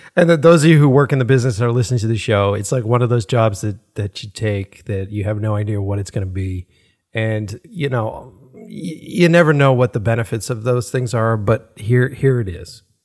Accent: Boston, Massachusetts, United States; growing up in Boston

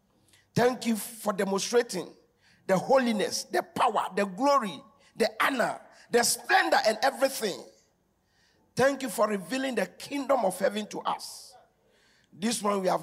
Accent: Accra, Greater Accra, Ghana; I live in Newtown. I grew up in Newtown.

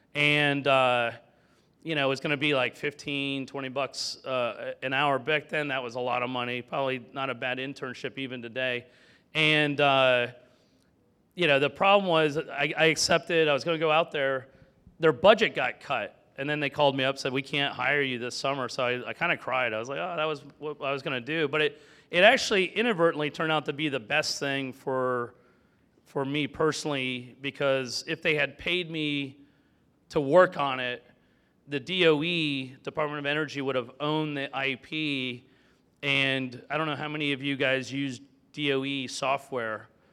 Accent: Sarasota, Florida, United States; now in Georgia, United States; I grew up in Florida

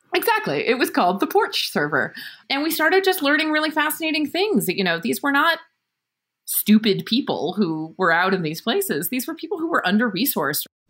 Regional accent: Berkeley, California, United States; moved away as an adult; I was born in Berkeley, California, and lived there for a while.

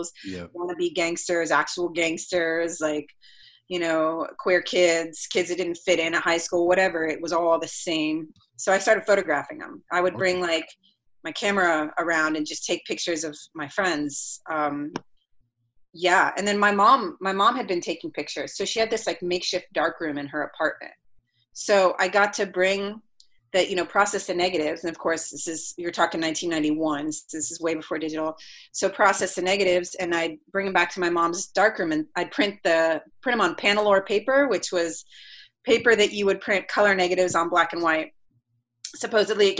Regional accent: Columbus, Ohio, United States; now in Los Angeles, United States; I grew up in Columbus, Ohio, which is like basic average American city

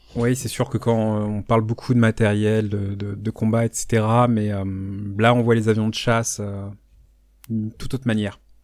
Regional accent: France; chez nous en France

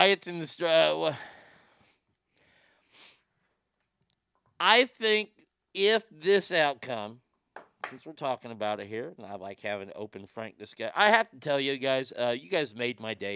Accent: United States; as an American

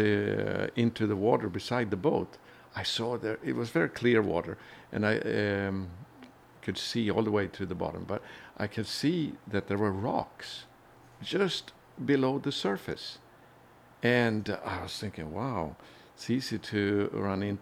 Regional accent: Sweden; I was born in Sweden and grew up in a Christian home

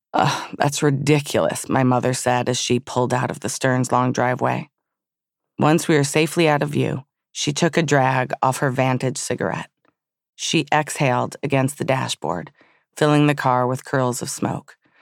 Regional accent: Southfield, Michigan, United States; when I was a child growing up in Southfield, Michigan

